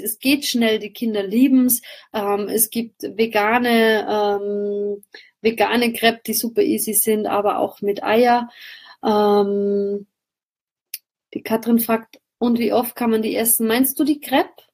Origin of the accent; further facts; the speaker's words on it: Austria; bei uns in Österreich